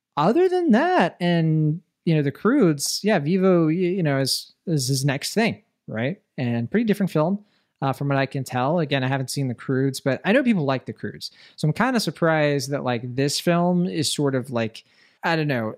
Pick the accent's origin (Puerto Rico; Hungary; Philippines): Puerto Rico; I'm from Puerto Rico.